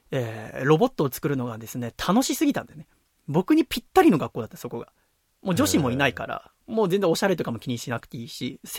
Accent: Yokohama, Kanagawa, Japan; 生まれはですね、横浜でございます。戸塚駅前にあります、戸塚記念病院でですね、生まれました。元気な男の子でございます。

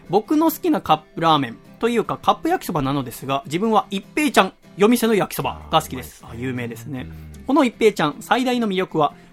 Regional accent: Iwate, Japan; now in Tokyo, Japan; 僕岩手県出身なんです

